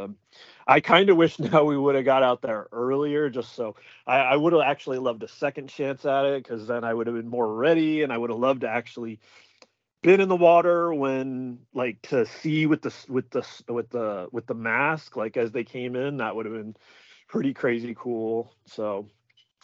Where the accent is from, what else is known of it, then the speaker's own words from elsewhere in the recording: Reno, Nevada, United States; Nevada and like Reno